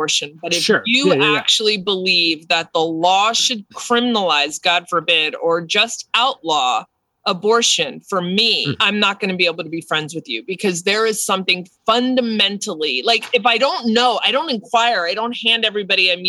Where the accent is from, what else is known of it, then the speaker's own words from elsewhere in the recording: New Jersey, United States; growing up in New Jersey